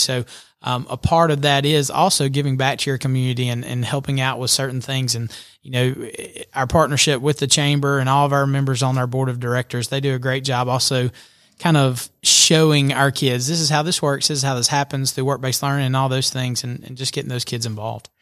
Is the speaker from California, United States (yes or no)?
no; Albertville, Alabama, United States; moved away as an adult; now in Georgia, United States; I grew up in Alabama. Um, graduated from Albertville High School over in the, in the great state of Alabama